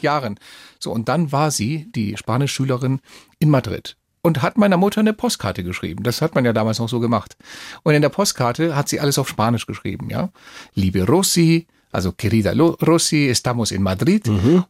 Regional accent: Neu-Ulm, Bavaria, Germany; also born or lived in Málaga, Spain; ich bin ja hier in Neu-Ulm groß geworden

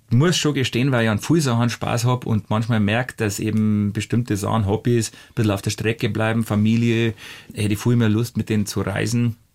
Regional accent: Hausham, Bavaria, Germany; das ist für meinen Heimatort Hausham und, und dass man sich dann besser merken kann.

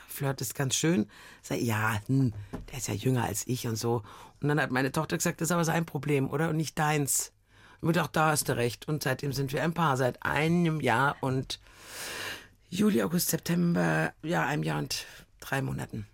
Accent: Munich, Bavaria, Germany; ich bin aus München

